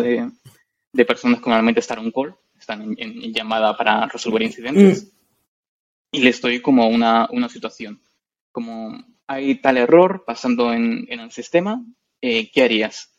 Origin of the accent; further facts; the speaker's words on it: Madrid, Community of Madrid, Spain; moved away as an adult; now in London, United Kingdom; yo soy de Madrid, de España. Nací allí